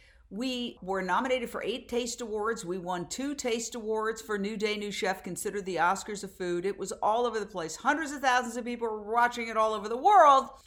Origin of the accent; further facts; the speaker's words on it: New York City, New York, United States; moved away as an adult; also born or lived in Fort Myers, Florida / Minneapolis / Philadelphia; I grew up in Midtown Manhattan, right across the street from Carnegie Hall